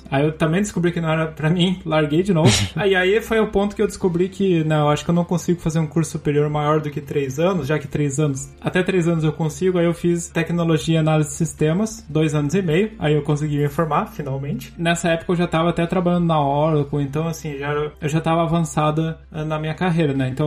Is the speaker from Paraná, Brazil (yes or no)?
yes; Curitiba, Paraná, Brazil; Eu sou natural de Curitiba.